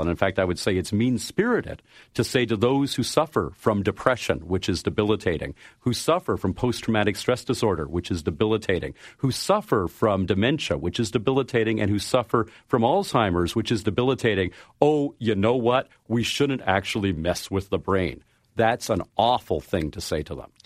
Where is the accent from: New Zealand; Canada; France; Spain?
Canada; I am a Canadian